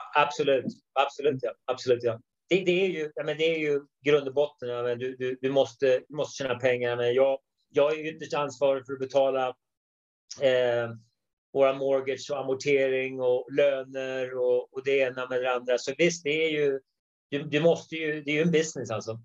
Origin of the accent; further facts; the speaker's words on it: Sweden; moved away as an adult; now in United States; I grund och botten är jag svensk